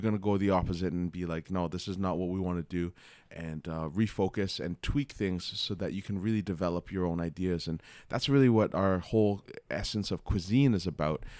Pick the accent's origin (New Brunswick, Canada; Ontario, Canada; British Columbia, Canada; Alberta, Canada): Ontario, Canada; Toronto; I grew up in Scarborough. So, it's like, uh, I was always close to Toronto